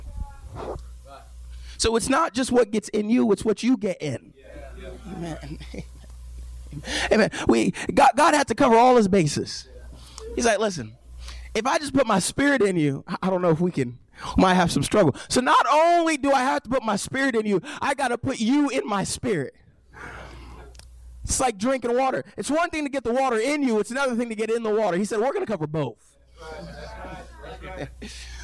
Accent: United States; moved away; I lived in New York for a little bit, and every once in a while we'd go to the city, and we grew up 45 minutes outside of Manhattan

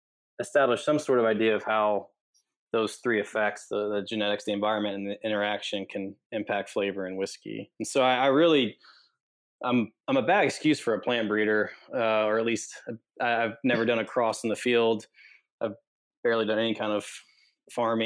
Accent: Kentucky, United States; moved away; also born or lived in Fort Worth; I grew up in Kentucky

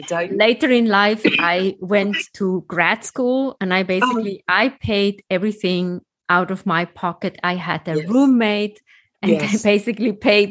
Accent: Switzerland; moved away; I grew up in Europe, in Switzerland.

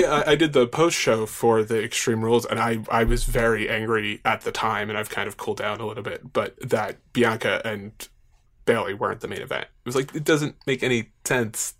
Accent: Long Island, New York, United States; I grew up on Long Island. I still live on Long Island

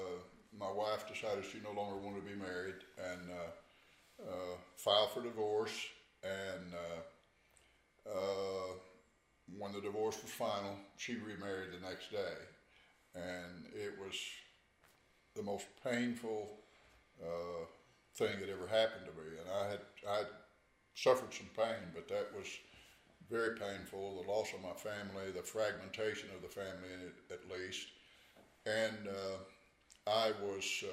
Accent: Northeast Arkansas, United States; I grew up in Northeast Arkansas

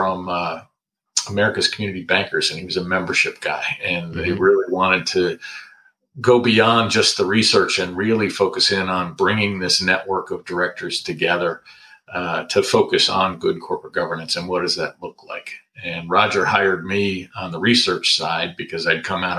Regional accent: Corning, New York, United States; moved away as an adult; also born or lived in Westchester County, New York / Hanover, New Hampshire; now in Washington, D.C., United States; I was born in Westchester County, New York, right outside of New York City. Grew up in Corning, New York, which is central in the state of New York, up in the Finger Lakes region

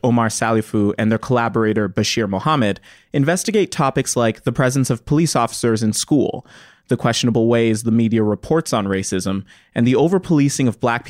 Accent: Edmonton, Alberta, Canada; I left Dickensfield when I was really young

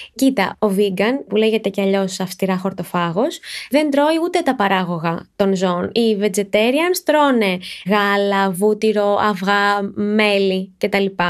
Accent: Athens, Attica, Greece; Γεννήθηκα και μεγάλωσα στην Αθήνα

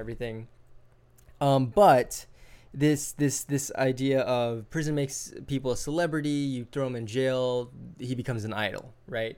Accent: Hawaii, United States; I grew up in Hawaii

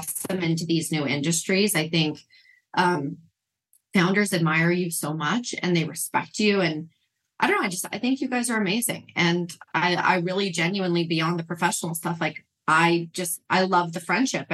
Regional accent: Utah, United States; I was raised in Mormon, Utah with a very Jewish father and a Catholic mother

